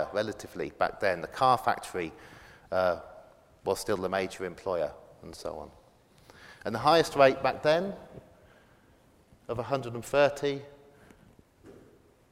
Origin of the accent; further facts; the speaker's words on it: Oxford, South East England, United Kingdom; growing up in Oxford East